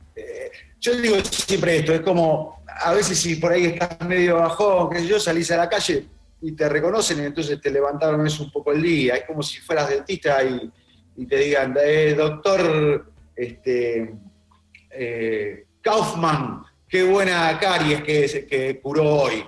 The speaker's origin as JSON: {"language": "Spanish", "town": "Ramos Mejía", "region": "Buenos Aires Province", "country": "Argentina", "tie": "born or raised there", "also_born_or_lived": "Ciudadela", "said": "yo nací en Ramos Mejía, en realidad en Capital, pero al año en Ramos Mejía, y fui toda mi primaria y secundaria en Ciudadela."}